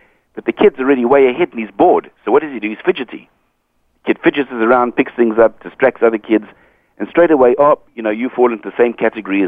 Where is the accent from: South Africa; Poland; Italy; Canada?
South Africa; moved away as an adult; also born or lived in United Kingdom; now in Hong Kong; I was brought up in South Africa